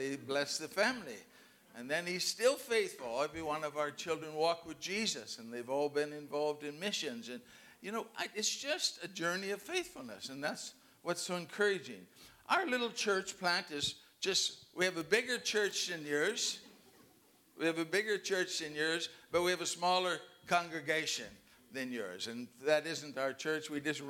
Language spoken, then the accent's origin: English; Canada; Remember, I'm Canadian. This is the best place in the world.